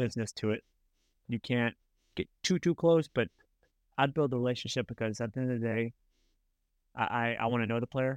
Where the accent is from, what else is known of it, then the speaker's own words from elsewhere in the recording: United States; I'm an American coach down there in the Dominican